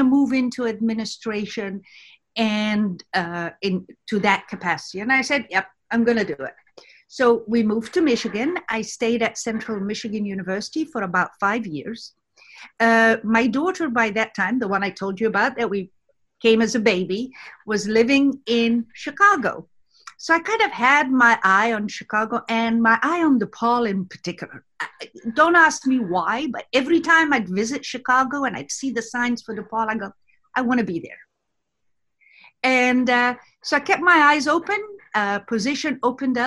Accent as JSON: {"language": "English", "town": "Cairo", "region": "Cairo Governorate", "country": "Egypt", "tie": "born or raised there", "also_born_or_lived": "New York / Texas", "moved": "as an adult", "lives_now": "United States", "said": "I grew up in Cairo"}